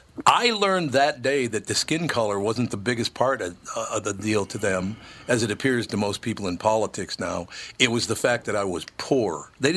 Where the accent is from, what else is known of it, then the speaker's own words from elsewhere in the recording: Minneapolis, Minnesota, United States; As a little boy growing up in North Minneapolis, we moved to North Minneapolis when I was 5 years old.